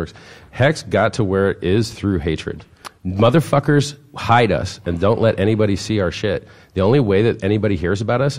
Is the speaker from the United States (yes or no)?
yes; Miami, Florida, United States; moved away; I'm from Miami.